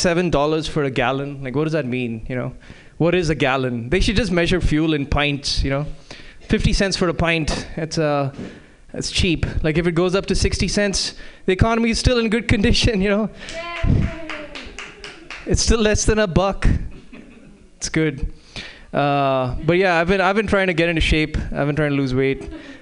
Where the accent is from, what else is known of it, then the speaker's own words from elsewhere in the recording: India; now in United States; As you can tell from my sweater, I am from India. Now. Now, you know, the thing is that before I moved to the U.S., my weight was 90 kilograms.